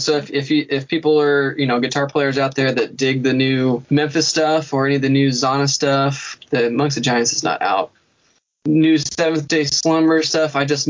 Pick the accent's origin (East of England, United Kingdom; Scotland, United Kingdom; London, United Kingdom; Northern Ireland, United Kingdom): Scotland, United Kingdom; Oh, yeah. Well, I am Scottish, so I think you're right.